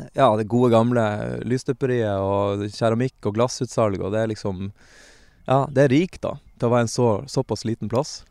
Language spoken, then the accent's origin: Norwegian; Lofoten, Nordland, Norway; moved away; jeg er fra Lofoten